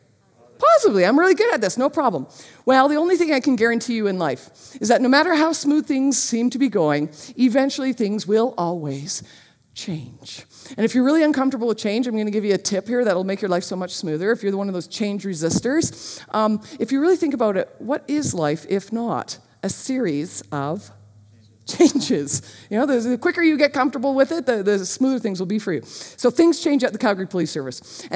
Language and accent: English; Marlboro, United States; I grew up in Marlboro and I'd never touched a gun.